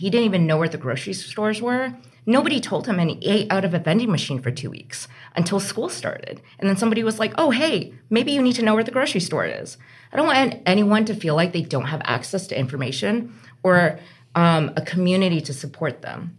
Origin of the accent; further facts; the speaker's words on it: Vermont, United States; also born or lived in Beijing, China / Utah; I am originally from Beijing, China. I moved here when I was about 5 years old because my father was at the University of Vermont. And at the time, you know, grew up, raised here until I was about 12, went to Utah and then came back